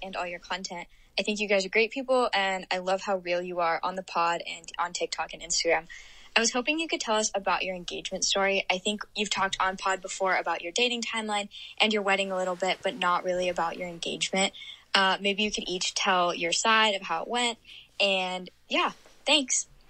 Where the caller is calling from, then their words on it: San Diego, California, United States; I'm calling from San Diego. I'm a college student down here